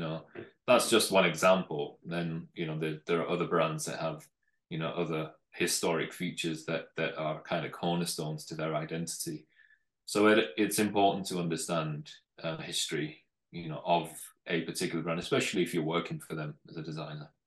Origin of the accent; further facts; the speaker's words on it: North West England, United Kingdom; originally I'm from from the north of England, so mm. northwest